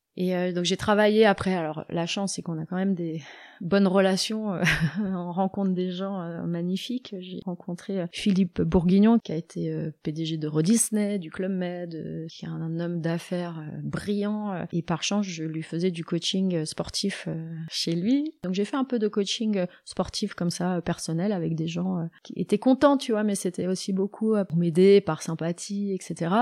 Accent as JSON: {"language": "French", "town": "Annecy", "region": "Auvergne-Rhône-Alpes", "country": "France", "said": "je suis d'Annecy"}